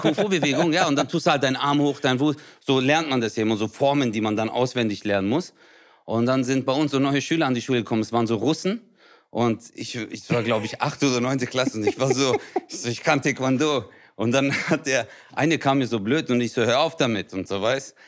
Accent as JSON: {"language": "German", "town": "Stuttgart", "region": "Baden-Württemberg", "country": "Germany", "tie": "born or raised there", "said": "In Hausen, da wo ich herkomme"}